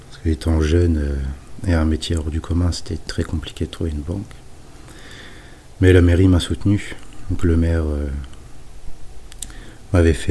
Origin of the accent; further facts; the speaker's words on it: Normandy, France; Donc je préférais m'installer euh, dans ma ville natale.